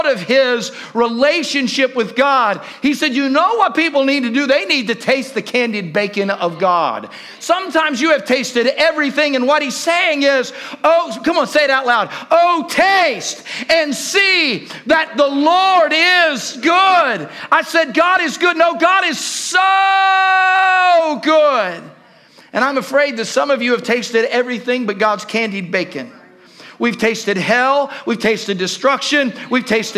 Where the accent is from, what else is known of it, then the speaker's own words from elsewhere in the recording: Southern Ohio, United States; I grew up in Southern Ohio